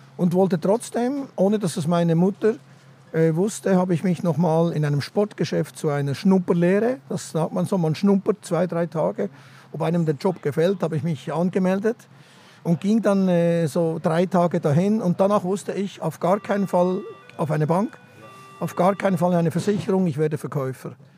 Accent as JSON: {"language": "German", "region": "Bern", "country": "Switzerland", "tie": "born or raised there", "also_born_or_lived": "Zurich / Stuttgart / London", "first_language": "Swiss German", "moved": "as an adult", "lives_now": "Berlin, Germany", "said": "Ich bin in der Stadt Bern aufgewachsen oder in einem Vorort der Stadt Bern, in, Muri, ganz, ganz korrekt gesagt."}